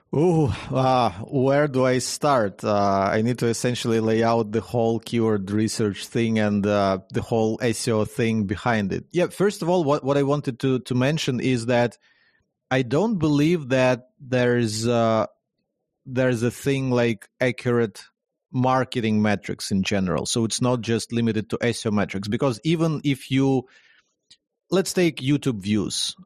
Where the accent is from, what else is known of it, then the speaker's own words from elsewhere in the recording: Ukraine; born and raised in Ukraine, in, in Ukraine